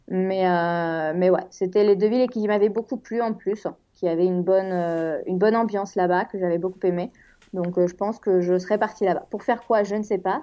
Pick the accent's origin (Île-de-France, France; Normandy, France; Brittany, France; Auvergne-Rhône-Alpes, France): Brittany, France; Rennes; moved away as an adult; also born or lived in Toluca / Spain; now in Mexico City, Mexico; je viens de Rennes en France